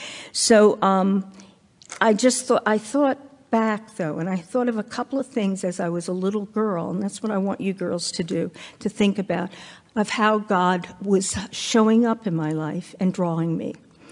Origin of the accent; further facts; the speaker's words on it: New York, United States; we moved out to Long Island, because I came from New York, as Kristen said.